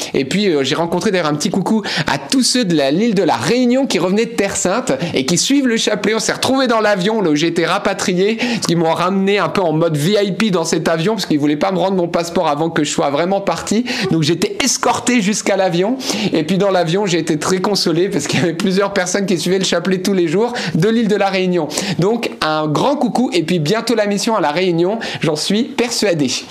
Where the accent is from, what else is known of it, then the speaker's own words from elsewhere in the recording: Lebanon; now in France; je suis né au Liban.